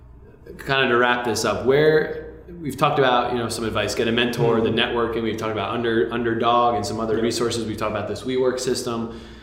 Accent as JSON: {"language": "English", "region": "New Jersey", "country": "United States", "tie": "born or raised there", "moved": "yes", "lives_now": "Washington, D.C., United States", "said": "I grew up in New Jersey."}